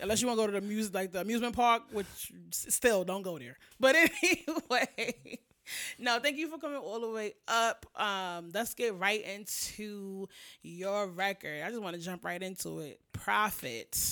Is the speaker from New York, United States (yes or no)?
yes; New York, United States; being from New York